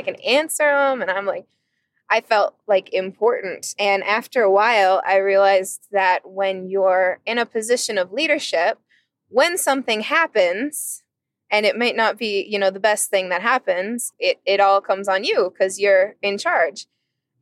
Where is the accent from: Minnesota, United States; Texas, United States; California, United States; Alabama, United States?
Minnesota, United States; St. Paul; I'm from St. Paul, Minnesota